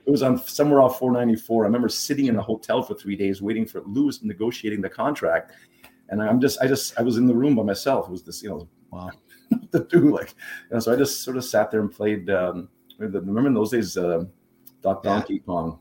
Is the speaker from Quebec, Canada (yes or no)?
yes; Montreal, Quebec, Canada; first language German; English is a second language; I grew up in Montreal